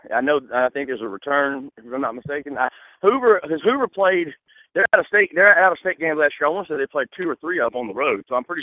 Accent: Alabama, United States; growing up in Alabama

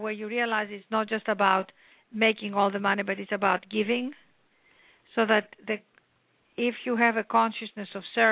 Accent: Athens, Attica, Greece; moved away as an adult; also born or lived in London; I came from Athens, Greece, born and raised there by an incredible mother and father

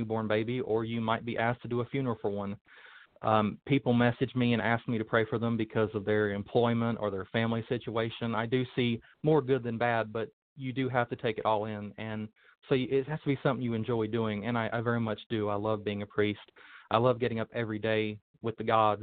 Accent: Thomasville, North Carolina, United States; moved away as an adult; also born or lived in Asheboro, North Carolina; now in Illinois, United States; I was born in Asheboro, North Carolina, and raised in Thomasville as a Baptist

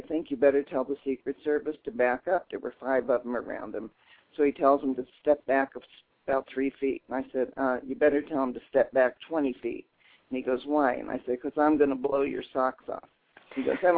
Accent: Dayton, Ohio, United States; now in Colorado, United States; I'm from Dayton, Ohio.

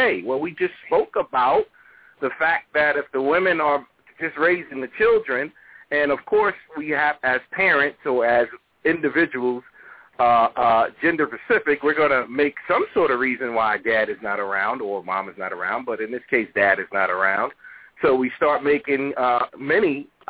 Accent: New York, United States; the Section 8 I grew up on, it was in New York

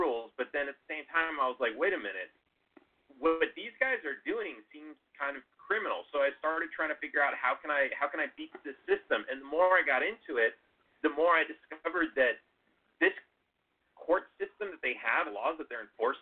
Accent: Los Angeles, California, United States; I grew up in Los Angeles

